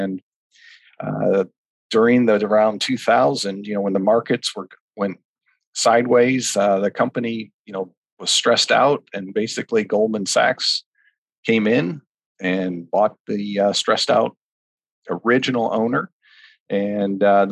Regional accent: Walled Lake, Michigan, United States; moved away as an adult; also born or lived in Big Rapids, Michigan / Chicago, Illinois; now in Naples, United States; I'm originally from Walled Lake, Michigan, where I grew up in the farm country of Michigan

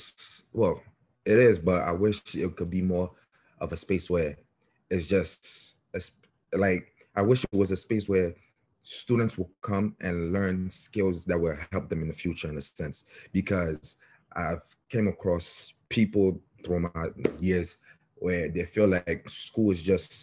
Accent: Côte d’Ivoire; moved away; I'm from the Ivory Coast

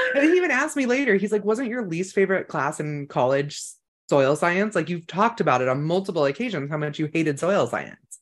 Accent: Emerald Triangle, California, United States; I grew up in the Emerald Triangle

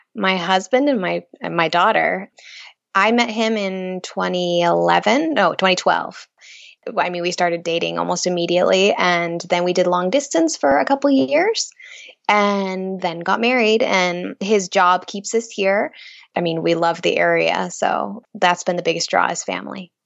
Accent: Boise, Idaho, United States; moved away as an adult; also born or lived in California; now in Bilbao, Spain; I'm from Boise originally

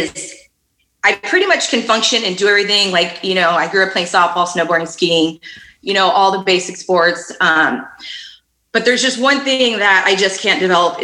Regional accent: Fremont, California, United States; I grew up in Fremont

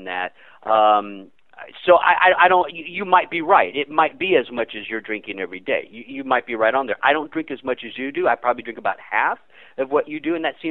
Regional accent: the South, United States; I grew up in the South, and we used to eat a lot of catfish

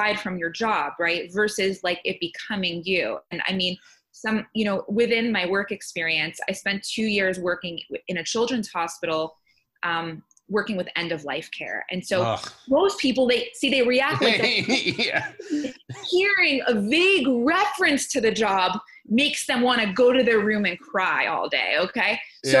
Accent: New Jersey, United States; moved away as an adult; also born or lived in Texas; I moved from Texas back to my hometown in New Jersey

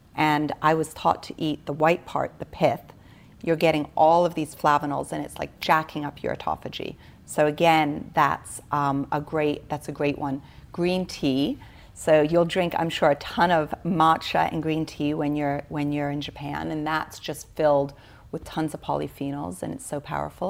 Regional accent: Switzerland; born or raised there

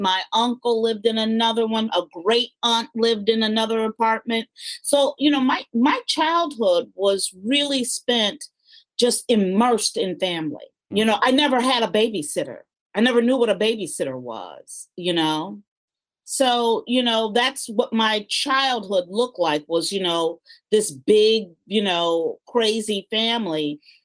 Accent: Chicago, Illinois, United States; I was born in Chicago. I was born on the west side of Chicago

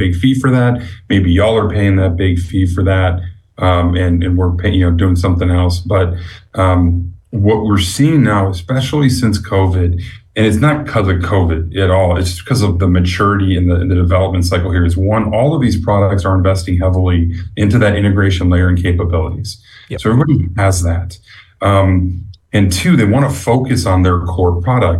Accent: Chicago, Illinois, United States; moved away; I'm a Chicagoan by birth, so I'm betraying my roots

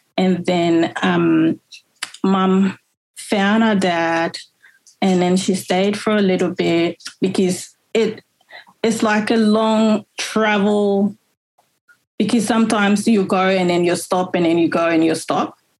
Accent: Monrovia, Liberia; now in Melbourne, Australia; I was born in Monrovia, the capital

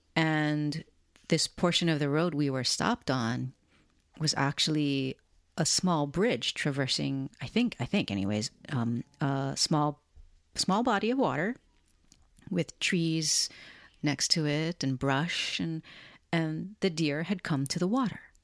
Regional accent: Hawaii, United States; now in Portland, United States; Sienna and I were born and raised in Hawaii

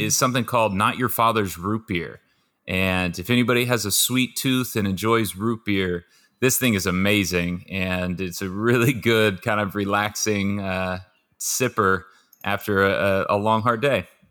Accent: Southern California, United States; born and raised in Southern California

